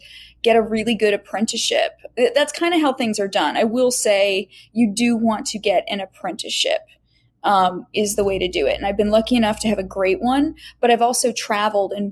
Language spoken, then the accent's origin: English; United States; also born or lived in Indiana / Florida; I grew up in Indiana and Florida